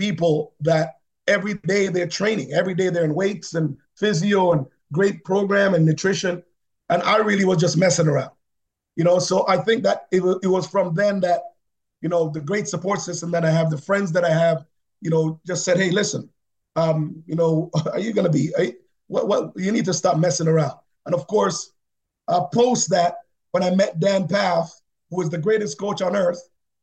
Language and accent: English; Jamaica; now in Canada; I'm Jamaican